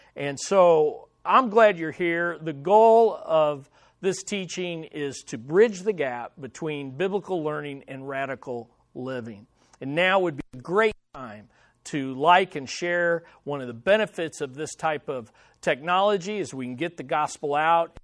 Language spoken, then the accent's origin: English; Kansas City, Missouri, United States; In our house that I grew up in here in Kansas City